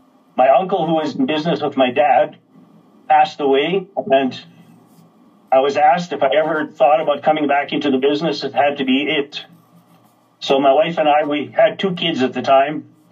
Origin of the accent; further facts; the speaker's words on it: Bruno, Saskatchewan, Canada; Bruno was my hometown.